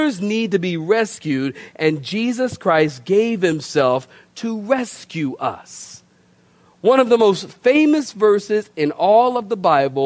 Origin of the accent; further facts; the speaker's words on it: Philadelphia, Pennsylvania, United States; moved away; also born or lived in Oceanside, California; I'm from Philadelphia originally